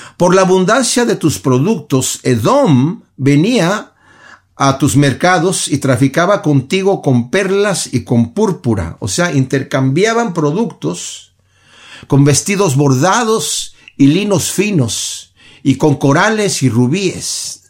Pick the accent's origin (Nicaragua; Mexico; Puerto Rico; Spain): Mexico; yo soy de México y en México veía a las personas golpeándose